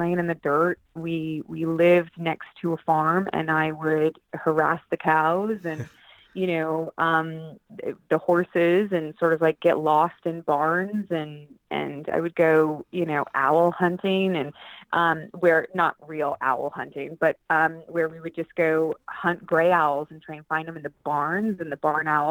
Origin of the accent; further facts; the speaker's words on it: St. Helens, Oregon, United States; also born or lived in Portland, Oregon; I'm originally from a small town in Oregon called St. Helens. And then my parents moved to Portland when I was about 13